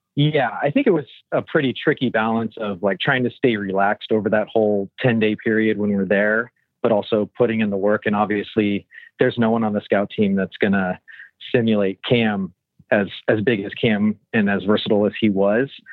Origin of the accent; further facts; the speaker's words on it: Southern California, United States; a kid growing up in Southern California